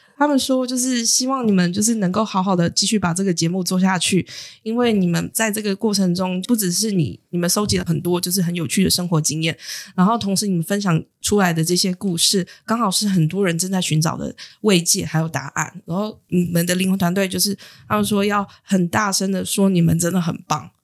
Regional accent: Taiwan; 出生在台湾其实是很幸运的事情

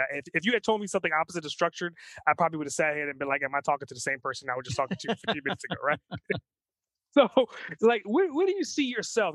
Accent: New York, United States; both of us are New Yorkers

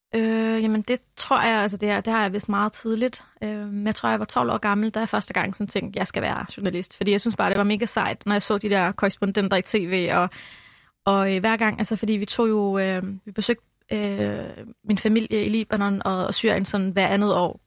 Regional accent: Albertslund, Capital Region of Denmark, Denmark; also born or lived in Lebanon; Jeg er vokset op i Albertslund på Vestegnen

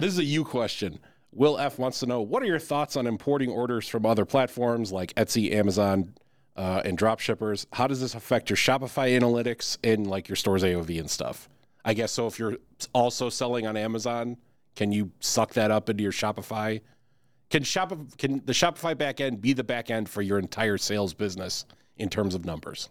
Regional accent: Chicago, Illinois, United States; I'm from Chicago

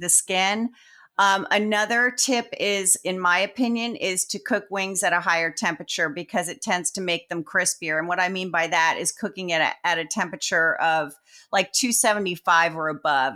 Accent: Sparta, New Jersey, United States; I was raised in Jersey

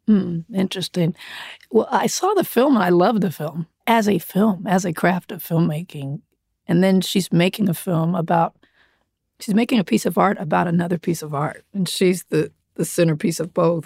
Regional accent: Compton, California, United States; I grew up in Compton.

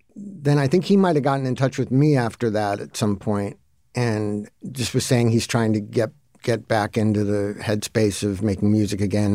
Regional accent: Santa Monica, California, United States; also born or lived in Mar Vista; I was into the stuff that every other kid in Santa Monica was into

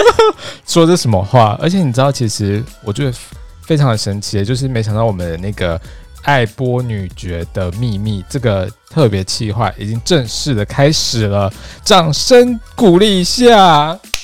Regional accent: Taiwan; 像我们台湾的

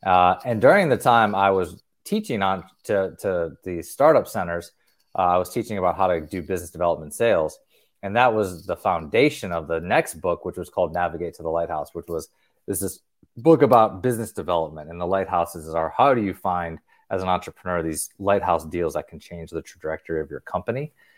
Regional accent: North Carolina, United States; also born or lived in Tennessee; So I came back to the Southeast where I grew up in North Carolina and Tennessee

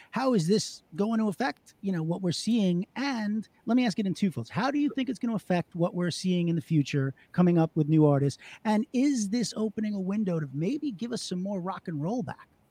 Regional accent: Long Island, New York, United States; I'm Jewish and from Long Island

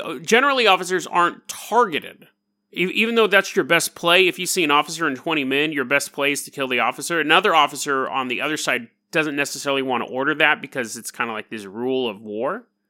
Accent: California, United States; California, my home state

